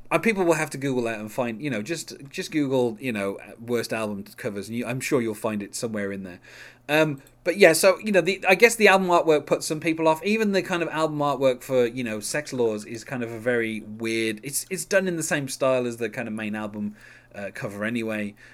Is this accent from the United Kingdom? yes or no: yes; United Kingdom; as a British person